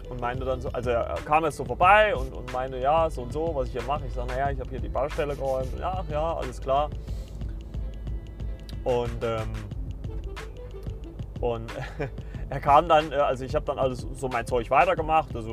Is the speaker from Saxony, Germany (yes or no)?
yes; Saxony, Germany; born there; Also ich bin ja in Sachsen geboren und also ich würde nicht behaupten, dass ich einen sächsischen Dialekt habe.